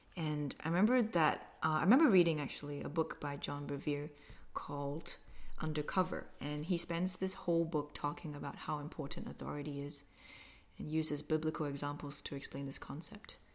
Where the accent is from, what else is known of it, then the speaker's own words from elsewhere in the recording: Malaysia; moved away as an adult; also born or lived in Queensland, Australia; now in Australia; grew up in Malaysia, came to Queensland to study a Bachelor of Occupational Therapy